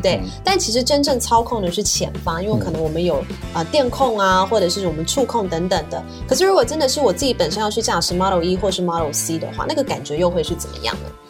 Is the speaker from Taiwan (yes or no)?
yes; Taiwan; 我们台湾人